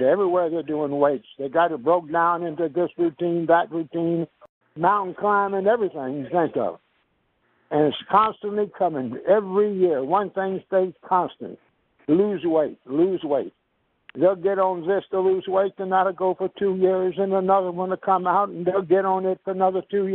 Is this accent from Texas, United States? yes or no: yes; Houston, Texas, United States; now in Dallas, United States; I grew up in Houston, Texas